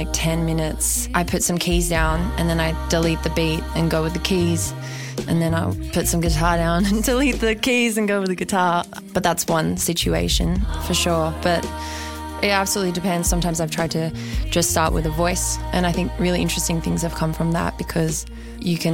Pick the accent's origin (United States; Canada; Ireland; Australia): Australia; now in Sydney, Australia; I am Australian